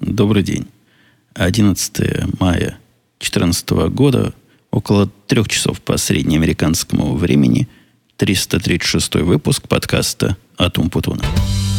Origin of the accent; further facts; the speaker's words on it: Israel; now in United States; я из Израиля